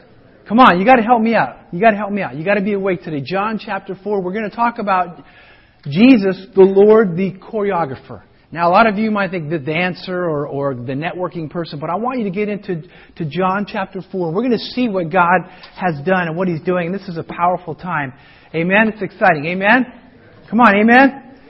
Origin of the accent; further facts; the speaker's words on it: Colorado, United States; as I grew up in Colorado